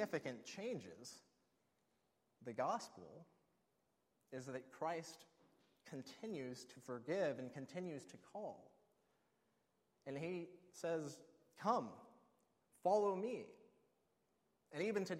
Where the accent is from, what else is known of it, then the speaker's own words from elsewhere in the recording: Alaska, United States; I grew up in Alaska, and we do a lot of fishing there.